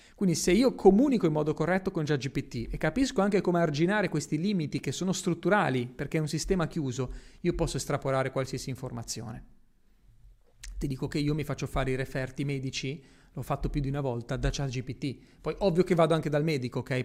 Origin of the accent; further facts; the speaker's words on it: Genoa, Liguria, Italy; moved away; also born or lived in Miami / Dubai; Io da piccolo giravo nelle strade di Genova e mi stava stretta, a me la mia città mi stava stretta